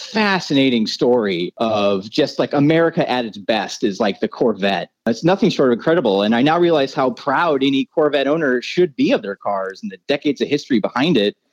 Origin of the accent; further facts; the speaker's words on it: Iowa, United States; now in Los Angeles, United States; was born and raised in Iowa